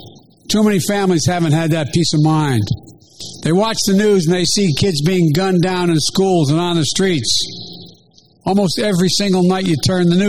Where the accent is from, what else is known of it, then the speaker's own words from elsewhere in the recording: Scranton, Pennsylvania, United States; growing up in Scranton